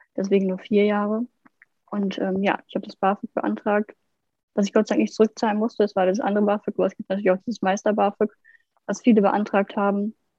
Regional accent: Lower Saxony, Germany; ich komme aus Niedersachsen ich kann auch nur aus, von der Ausbildung aus Niedersachsen zum Beispiel erzählen

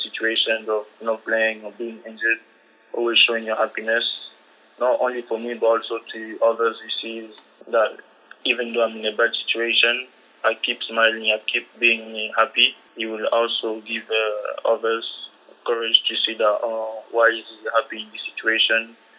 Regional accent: Marseille, Provence-Alpes-Côte d'Azur, France; also born or lived in Ivory Coast; I was born in France, it's also my country where I'm from

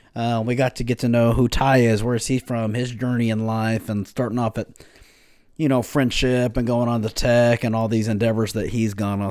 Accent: Lubbock, Texas, United States; I grew up here in West Texas, um, right here in Lubbock.

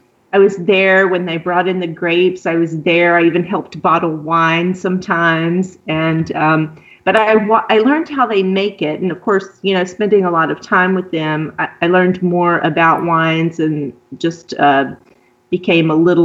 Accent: southern Louisiana, United States; accent: southern; moved away as an adult; also born or lived in Pennsylvania / Virginia / southern France; now in Italy; I'm an American, originally from southern Louisiana. So if you pick up on the southern accent, that's where it comes from

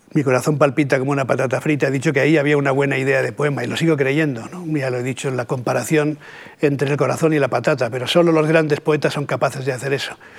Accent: Catalonia, Spain; first language Spanish; los catalanes tenemos la ambigua fortuna también de ser bilingües, ¿no? de manera que mi primera lengua es el castellano, pero mi segunda lengua es el catalán

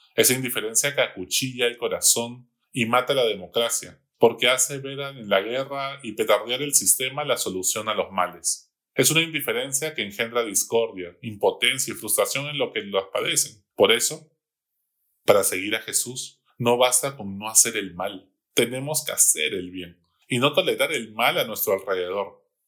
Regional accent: Peru; Todos somos peruanos

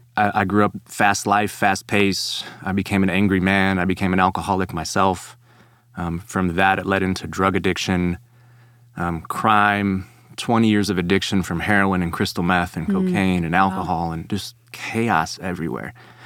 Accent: Chicago, Illinois, United States; now in Texas, United States; And so I come from Chicago to Texas, and I joined this discipleship ministry that he was working at.

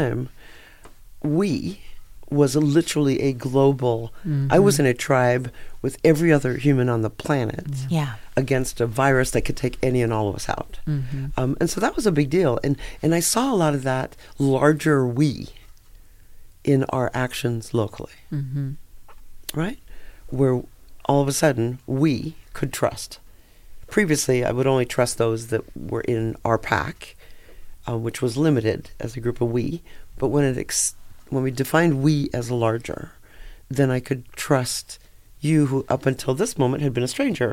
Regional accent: Vancouver, British Columbia, Canada; moved away as an adult; also born or lived in India; now in Las Vegas, United States; I grew up in Canada, where I wasn't exposed to black history

